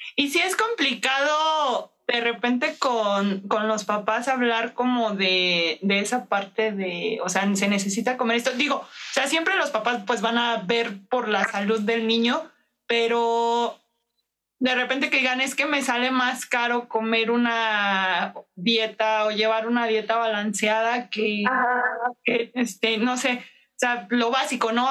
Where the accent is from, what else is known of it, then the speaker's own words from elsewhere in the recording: Mexico; como mexicanos tenemos, o sea, la idea, las abuelitas nos dicen